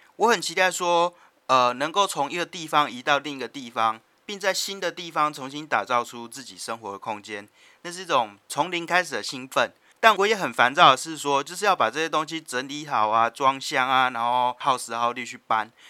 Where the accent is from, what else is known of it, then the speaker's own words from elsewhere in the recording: Taoyuan, Taiwan; moved away as an adult; also born or lived in New Taipei / Chiayi; now in Taipei, Taiwan; 桃园度过至少十多年的时间，然后从幼稚园到高中毕业都一直住在桃园，所以我要说我是桃园人一点都不为过啦